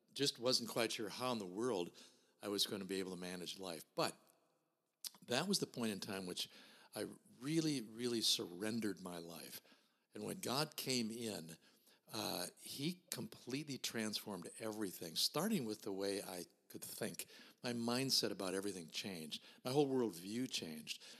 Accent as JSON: {"language": "English", "region": "Minnesota", "country": "United States", "tie": "born or raised there", "said": "I was born and raised here in Minnesota in a small town"}